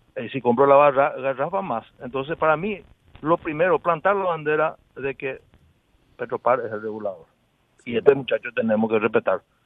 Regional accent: Paraguay; yo soy de Villalles

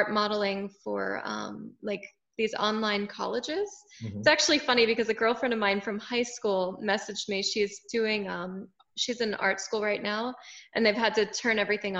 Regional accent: Winter Haven, Florida, United States; also born or lived in Tampa, Florida; I'm originally from Central Florida. I grew up in a town called Winter Haven

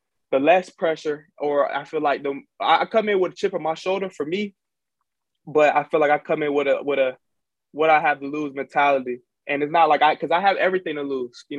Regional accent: Jacksonville, Florida, United States; moved away as an adult; also born or lived in Fort Valley, Georgia; I'm from Jacksonville

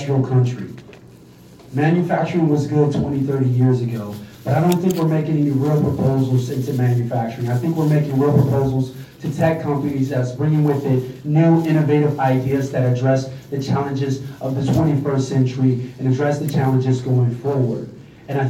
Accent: Detroit, Michigan, United States; now in Trenton, United States; I'm originally from Detroit, Michigan.

